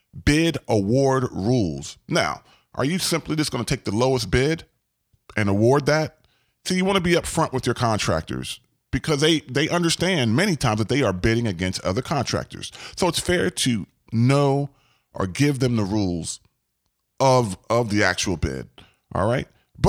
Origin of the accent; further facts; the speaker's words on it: Gaithersburg, Maryland, United States; I grew up in Gaithersburg, Maryland, and there was a area known as Montgomery Village.